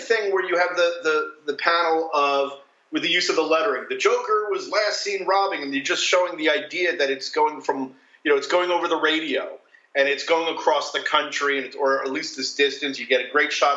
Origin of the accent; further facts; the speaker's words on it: New Jersey, United States; I grew up in New Jersey